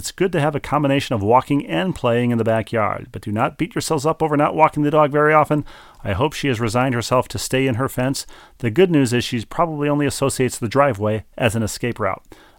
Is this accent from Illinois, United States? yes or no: no; St. Louis, Missouri, United States; took the Rams out of my hometown of St. Louis.